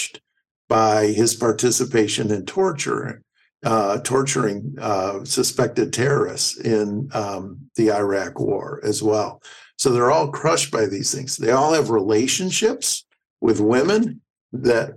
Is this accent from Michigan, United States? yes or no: yes; Flint, Michigan, United States; I was raised in Flint, Michigan, as blue collar a town as there ever was